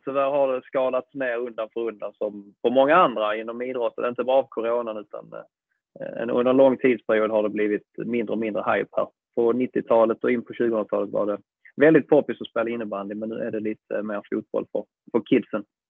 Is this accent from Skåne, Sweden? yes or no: yes; Malmö, Skåne, Sweden; i gamla isstadion om jag förstått det rätt, där jag själv sprang som liten och kollade på Mix